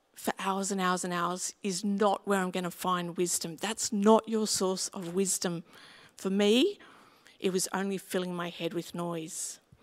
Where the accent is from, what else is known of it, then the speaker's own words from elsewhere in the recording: Sydney, New South Wales, Australia; where I grew up in West Pimville, Yanker Road was a very, very steep road